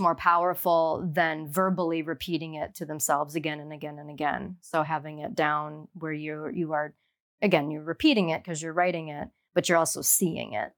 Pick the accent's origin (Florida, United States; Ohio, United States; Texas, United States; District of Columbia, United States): Ohio, United States; moved away as an adult; now in Miami, United States; I grew up in Ohio